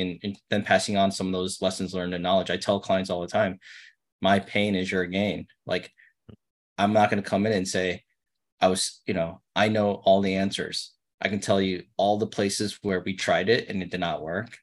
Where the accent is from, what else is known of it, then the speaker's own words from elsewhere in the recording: New York City, New York, United States; I grew up in Brooklyn, not a lot of money